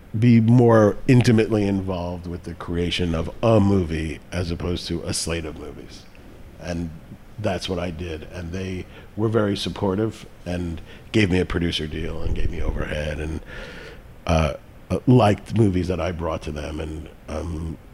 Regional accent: New York City, New York, United States; also born or lived in Westchester County, New York; I grew up in the Bronx and then in Westchester County, outside of New York City

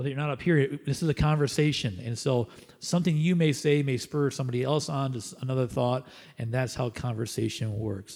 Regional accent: Canada; as Canadians

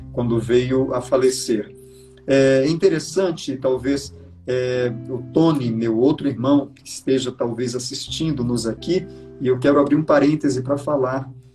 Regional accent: Belém, Pará, Brazil; Belém do Pará, de onde eu sou

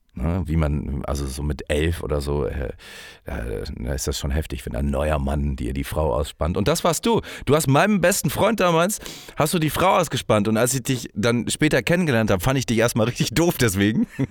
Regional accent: Hamburg, Germany; moved away; dass ich aus der großen Stadt Hamburg komme

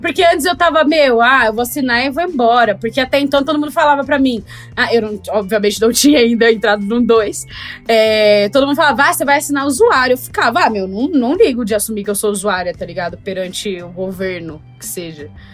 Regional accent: Brazil; also born or lived in United States; eu sou do Brasil

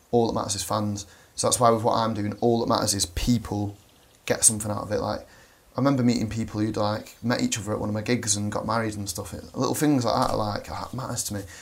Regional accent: Manchester, North West England, United Kingdom; Manchester, which is mint.

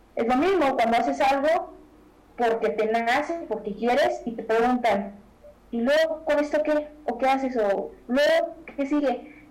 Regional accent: Mexico; nosotros como mexicanos

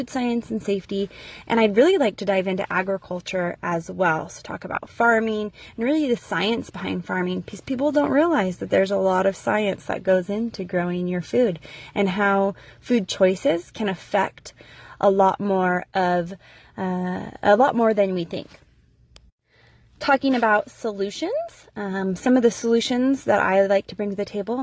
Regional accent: California, United States; moved away as an adult; now in Idaho, United States; I was born and raised in California.

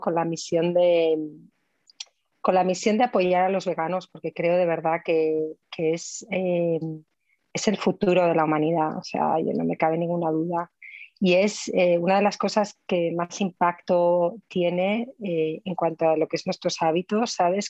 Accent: Spain; Yo como buena española

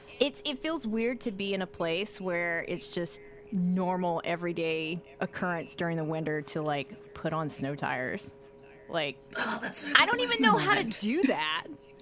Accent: Georgia, United States; moved away; also born or lived in Northern California; I'm originally from Georgia

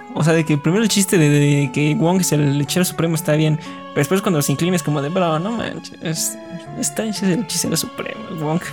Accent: Mexico; somos de México

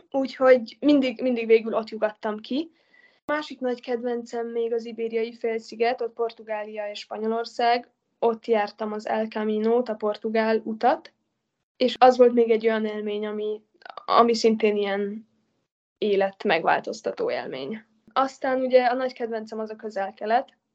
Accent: Italy; Az abszolút. Hát ott nőttem föl igazából.

